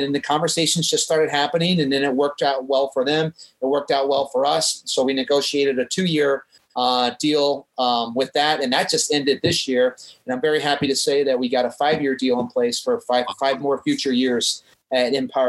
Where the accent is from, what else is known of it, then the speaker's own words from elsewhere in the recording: St. Louis, Missouri, United States; also born or lived in California; now in Denver, United States; I'm a transplant from St. Louis to California to Colorado.